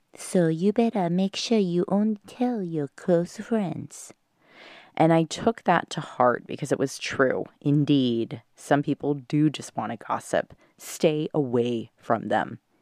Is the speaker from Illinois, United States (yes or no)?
no; Southern California, United States; moved away; I'm in SoCal